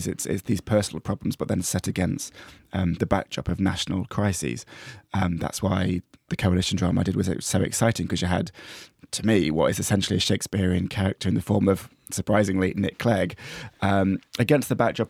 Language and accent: English; East Midlands, United Kingdom; In fact, it feels like people can sign that stuff to history, but actually the last person to be killed in my villag